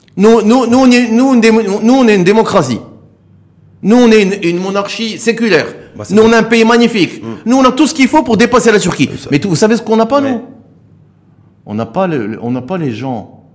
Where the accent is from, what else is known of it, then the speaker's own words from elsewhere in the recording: Morocco; je suis un Marocain